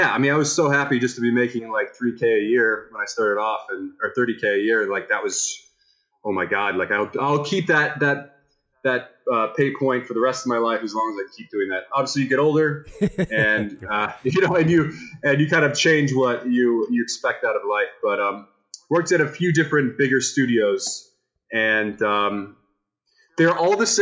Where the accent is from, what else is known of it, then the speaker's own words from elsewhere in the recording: Tampa, Florida, United States; I'm from Tampa, Florida